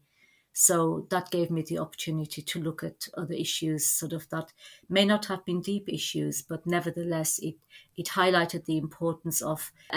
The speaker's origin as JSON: {"language": "English", "country": "Germany", "tie": "born or raised there", "also_born_or_lived": "Turkey", "moved": "as an adult", "lives_now": "England", "said": "I was born in Turkey, and when I was about 2.5, my family emigrated to Germany"}